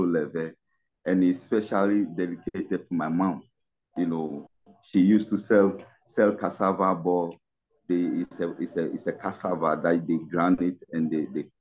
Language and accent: English; Ghana; I'm from Ghana, West Africa